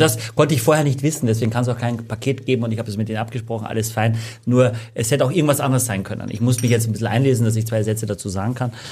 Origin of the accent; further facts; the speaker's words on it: Austria; accent: Austrian dialect; now in Germany; als Österreicher